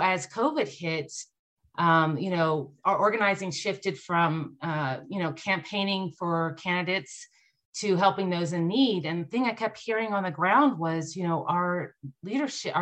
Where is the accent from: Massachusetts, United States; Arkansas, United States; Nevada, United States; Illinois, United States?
Nevada, United States; here in my home state of Nevada